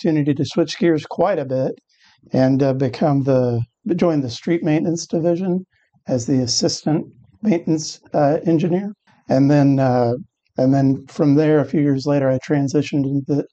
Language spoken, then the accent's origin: English; Wichita, Kansas, United States; I was born and raised in Wichita